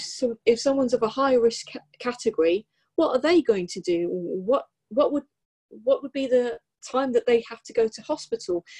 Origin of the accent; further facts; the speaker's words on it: Sussex, South East England, United Kingdom; I'm actually from Sussex